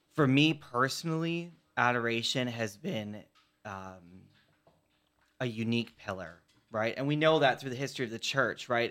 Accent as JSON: {"language": "English", "town": "Chicago", "region": "Illinois", "country": "United States", "tie": "born or raised there", "said": "I was raised in Chicago"}